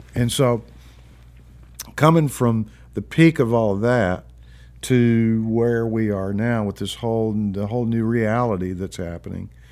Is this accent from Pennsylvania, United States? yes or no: no; Memphis, Tennessee, United States; moved away as an adult; now in Nashville, United States; I came to Nashville from Memphis, which is my, that's where I'm from.